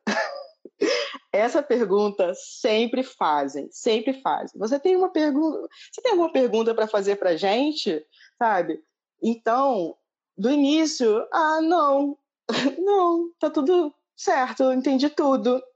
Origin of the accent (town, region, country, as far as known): Rio de Janeiro, Brazil; now in Dublin, Ireland